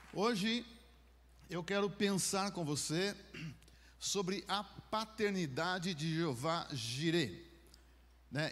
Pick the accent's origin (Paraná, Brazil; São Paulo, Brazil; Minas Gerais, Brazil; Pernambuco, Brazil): Minas Gerais, Brazil; moved away; Lá em Minas a gente falava travesseiro, aqui eu sei que é travesseiro. Né? Mas como eu sou mineiro